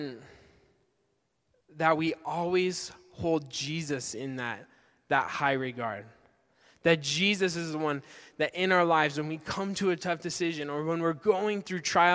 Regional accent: Spokane, Washington, United States; I grew up in Spokane

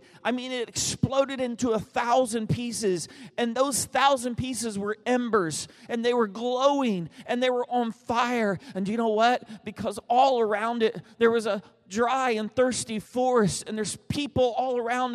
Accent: United States; also born or lived in Texas / Oklahoma; I grew up in Texas and Oklahoma

